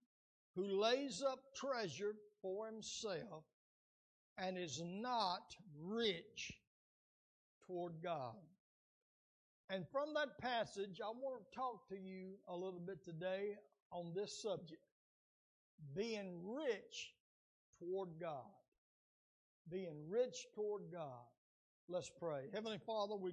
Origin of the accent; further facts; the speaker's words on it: United States; as Americans